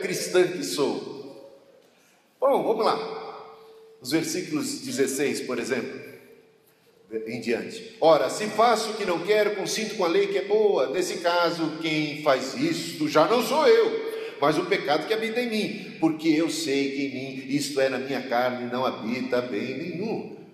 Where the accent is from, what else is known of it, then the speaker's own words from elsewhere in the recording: Brazil; A gente é, somos brasileiros